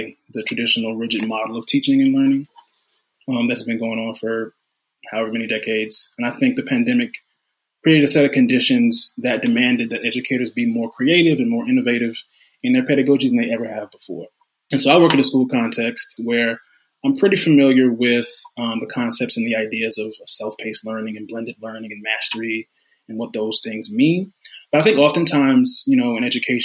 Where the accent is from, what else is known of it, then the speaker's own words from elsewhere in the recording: Charlotte, North Carolina, United States; moved away as an adult; also born or lived in Princeton, New Jersey; now in Washington, D.C., United States; I'm from Charlotte, North Carolina. Southern born, Southern bred.